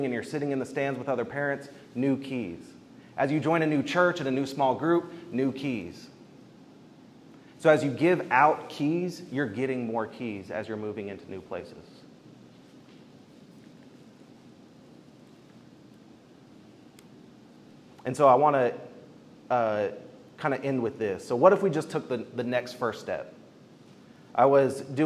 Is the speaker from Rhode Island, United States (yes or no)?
no; Bartlesville, Oklahoma, United States; I grew up in Bartlesville, Oklahoma